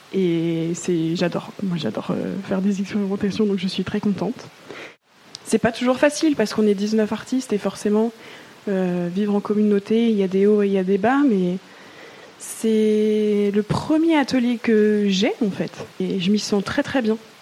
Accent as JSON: {"language": "French", "town": "Mulhouse", "region": "Grand Est", "country": "France", "tie": "born or raised there", "moved": "as an adult", "lives_now": "Marseille, France", "said": "J'ai grandi en Alsace et je suis née en Alsace, à Mulhouse pour être plus précise."}